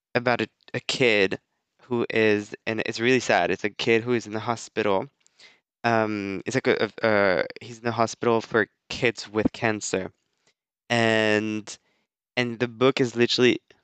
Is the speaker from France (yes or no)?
yes; France; moved away as an adult; also born or lived in United States; I moved back to France and uh, I moved back to my mom's house